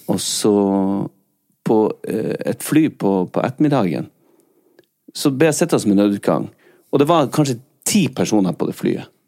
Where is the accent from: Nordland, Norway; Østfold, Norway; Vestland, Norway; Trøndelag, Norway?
Vestland, Norway; Bergen; Jeg er ikke fra Norge, jeg er ja, fra Bergen.